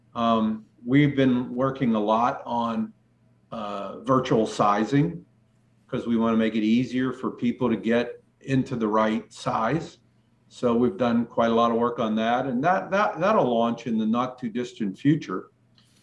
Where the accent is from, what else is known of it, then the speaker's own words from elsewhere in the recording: Western Pennsylvania, United States; I'm from Western PA